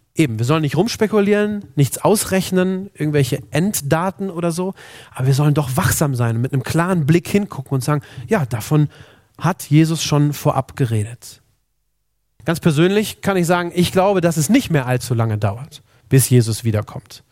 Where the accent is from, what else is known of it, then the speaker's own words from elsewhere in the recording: Germany; Bei uns in Deutschland